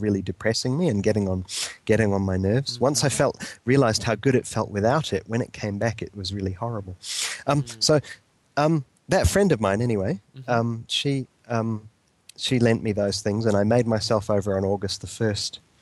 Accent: New Zealand; moved away; I went back to New Zealand

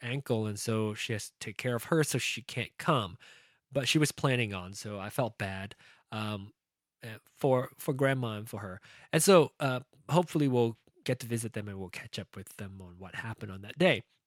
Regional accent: Malaysia; now in United States; It was my root, it was my heritage, it was my culture, it was my uh, upbringing being uh, a Malaysian born Chinese and now American

